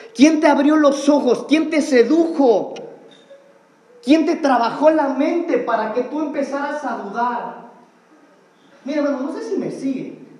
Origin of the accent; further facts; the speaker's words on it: Mexico; eso es parte de nuestra cultura como mexicanos.